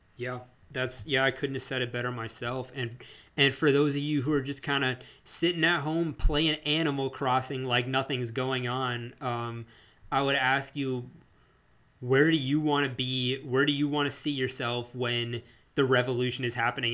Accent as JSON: {"language": "English", "country": "United States", "said": "as Asian American, South Asian"}